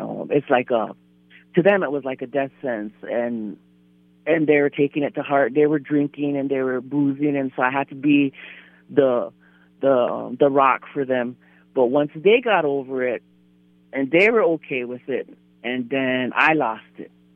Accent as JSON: {"language": "English", "area": "Standing Rock / Fort Berthold", "region": "North Dakota", "country": "United States", "tie": "born or raised there", "also_born_or_lived": "White Shield, North Dakota", "said": "I was born and raised um, Standing Rock. Um, I'm from Fort Berthold. That's um, up north, Newtown, White Shield. I'm from White Shield."}